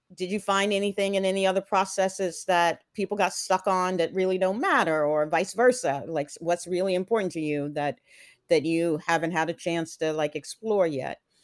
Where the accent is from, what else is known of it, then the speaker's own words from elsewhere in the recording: Houston, Texas, United States; also born or lived in Atlanta, Georgia; I moved from Atlanta to Texas